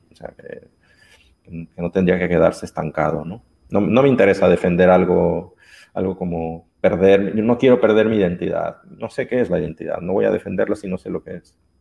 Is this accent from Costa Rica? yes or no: no; Jalisco, Mexico; moved away as an adult; also born or lived in Guadalajara, Mexico / Xalapa, Veracruz, Mexico / Brazil; now in Barcelona, Spain; soy un mexicano que vive en Barcelona